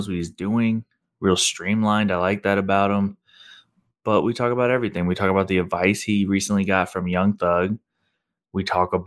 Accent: Missouri, United States; I'm from Missouri

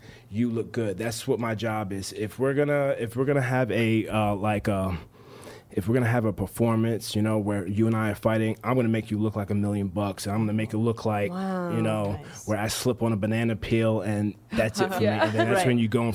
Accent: New Jersey, United States; moved away as an adult; also born or lived in Tampa, Florida; I moved down from New Jersey, where I'm born and raised, all the way down to Tampa, Florida

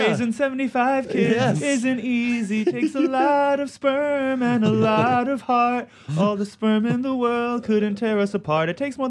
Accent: New York City, New York, United States; I grew up in New York, and I, you know, went to high school in Manhattan, so I was really like a New York kid, I guess.

